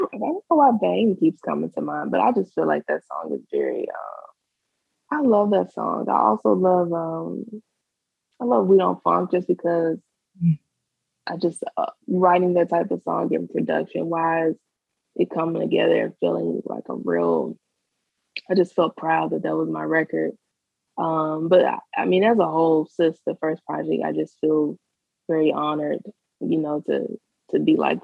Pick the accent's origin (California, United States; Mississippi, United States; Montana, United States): Mississippi, United States; I'm from Mississippi, so, you know, we were Southern.